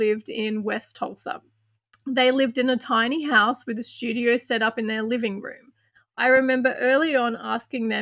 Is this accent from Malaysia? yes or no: no; Australia; I'm from Australia